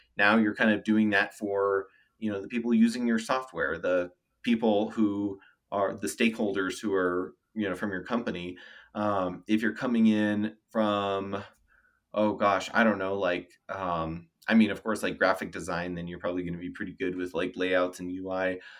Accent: Denver, Colorado, United States; moved away as an adult; also born or lived in California / Knoxville, Tennessee; I was born and raised in Denver

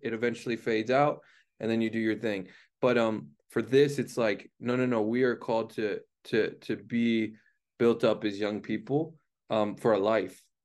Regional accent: Cleveland, Ohio, United States; I grew up in Cleveland, Ohio

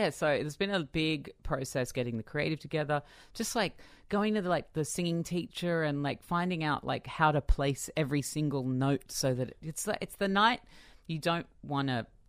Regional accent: Australia; I think being an Australian pop performer, well, for me at least, it's very hard to ever put … down because she was such an influence on me growing up.

